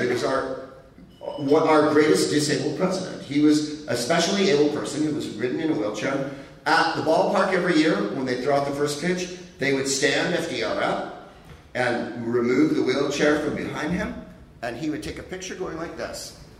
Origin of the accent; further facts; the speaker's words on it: California, United States; we're all from California